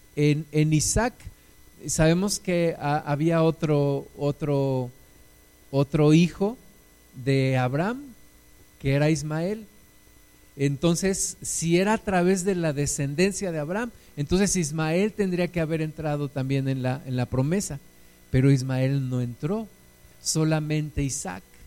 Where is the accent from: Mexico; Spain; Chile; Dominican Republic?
Mexico; nuestros paisanos mexicanos